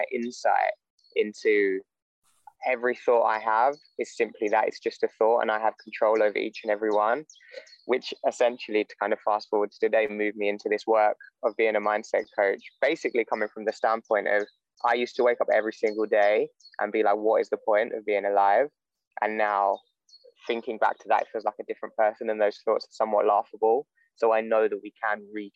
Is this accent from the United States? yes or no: no; London, United Kingdom; moved away as an adult; I grew up in London, moved out of London when I was 18 to go to university